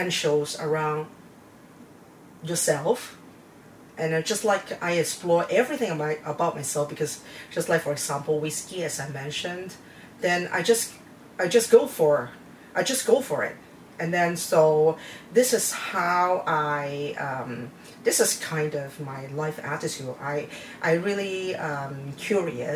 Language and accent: English; Taiwan; moved away; I was born in Taiwan, and my grandparents live in the village. So whenever we have holidays, we always went back to the village